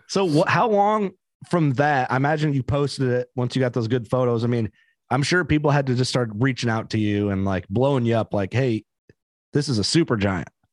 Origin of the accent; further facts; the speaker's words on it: Illinois, United States; we're from Illinois